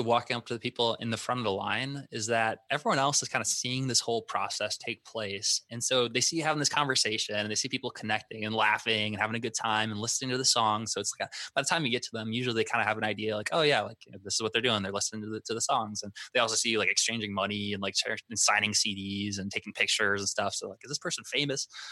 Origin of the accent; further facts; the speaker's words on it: Vermillion, South Dakota, United States; moved away; we grew up in a town called Vermillion, South Dakota.